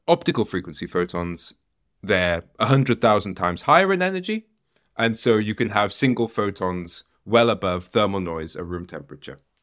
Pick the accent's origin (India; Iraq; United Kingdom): United Kingdom; moved away; also born or lived in Netherlands; I'm a Brit